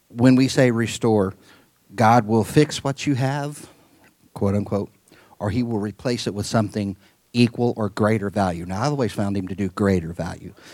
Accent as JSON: {"language": "English", "region": "Midwest", "country": "United States", "tie": "born or raised there", "said": "I was raised in the Midwest, pretty normal kid for the most part"}